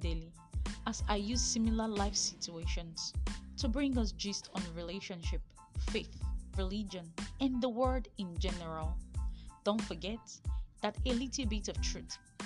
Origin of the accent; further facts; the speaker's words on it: Nigeria; I am a Nigerian